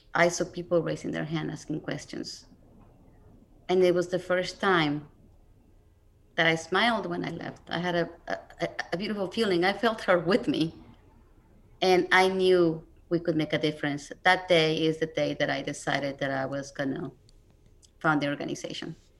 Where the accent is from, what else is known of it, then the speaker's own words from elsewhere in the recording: Mexico City, Mexico; moved away; I'm originally from Mexico City, so I didn't grow up here